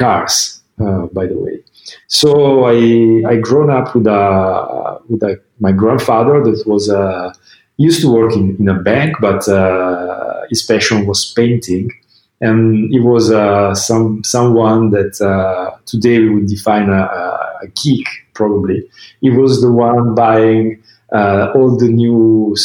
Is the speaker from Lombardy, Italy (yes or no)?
yes; Milan, Lombardy, Italy; I was born in Milan. In the north of Italy, almost 46 years ago